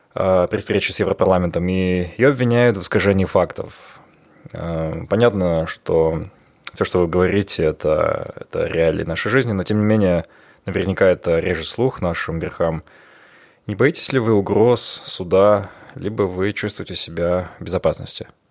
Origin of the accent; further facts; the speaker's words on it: Almaty, Kazakhstan; moved away; Алмата – это мой любимый город, мой родной город